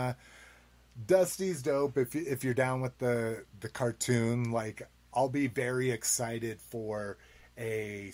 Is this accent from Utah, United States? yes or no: no; New Mexico, United States; now in Colorado, United States; Growing up in New Mexico